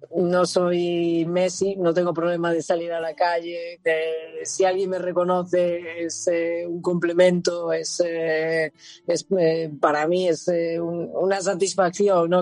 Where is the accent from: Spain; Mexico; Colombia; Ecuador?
Spain; Santiago de Compostela, Galicia; moved away as an adult; also born or lived in Zaragoza / Barcelona; now in Italy; en mi ciudad natal, en, Santiago